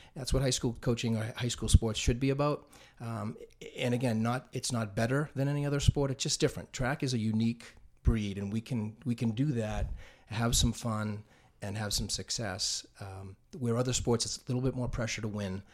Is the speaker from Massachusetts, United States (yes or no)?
yes; North Andover, Massachusetts, United States; not a townie, but I did move here in, in the third grade